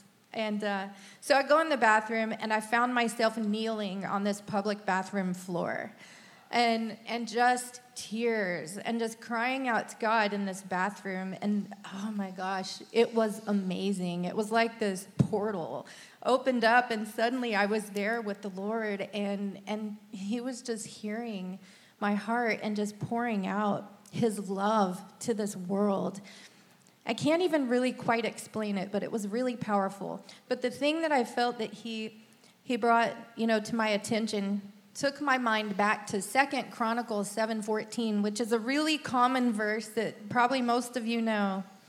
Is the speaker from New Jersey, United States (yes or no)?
no; Texas, United States; accent: Texan; So, I kind of lost my Texan accent along the way.